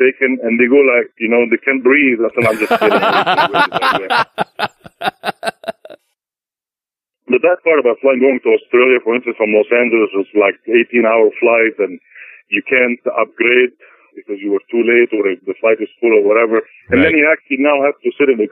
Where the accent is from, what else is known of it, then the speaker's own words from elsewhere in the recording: Egypt; now in United States; my American passport says in it I was born in Egypt